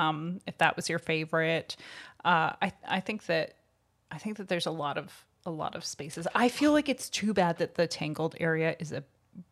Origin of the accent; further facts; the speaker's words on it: Canada; Well, we're Canadian, so it's just not, that's not going to happen.